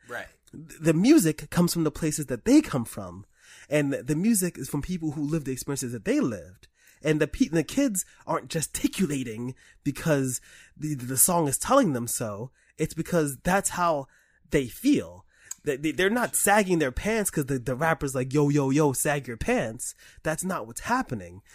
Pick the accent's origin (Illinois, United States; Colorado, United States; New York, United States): New York, United States; New York City; I grew up in the Bronx.